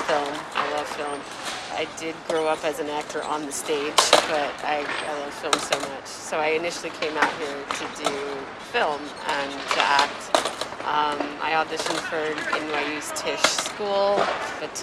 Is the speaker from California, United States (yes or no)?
yes; Oakland, California, United States; now in New York, United States; I grew up in Oakland, California. Growing up in Oakland was a very, you grew up fast experience